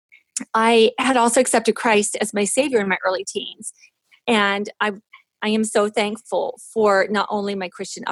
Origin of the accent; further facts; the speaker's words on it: Western Maryland, United States; I was born in Western Maryland, and I was child number 6 in a family of 8 children